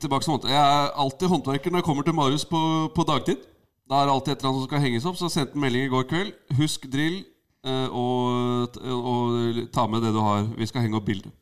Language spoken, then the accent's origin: Norwegian; Asker, Akershus, Norway; Jeg er fra Asker